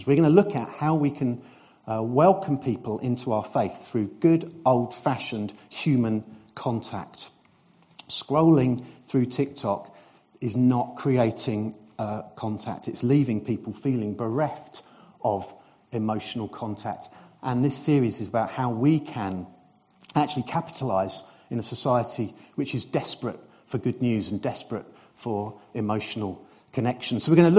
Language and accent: English; South East England, United Kingdom; moved away as an adult; now in Brentwood, United Kingdom; Now, 30 years ago, almost to the day, I arrived in Sawyers Hall Lane. I came from Surrey. I have now been an Essex boy for 30 years, 30th anniversary.